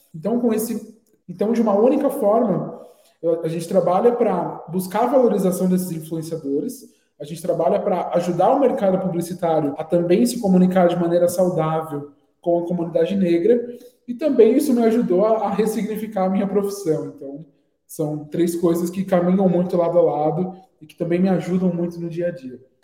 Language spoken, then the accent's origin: Portuguese; Guarulhos, São Paulo, Brazil; nascido aqui em São Paulo mesmo. É, cresci em Guarulhos, que é uma cidade vizinha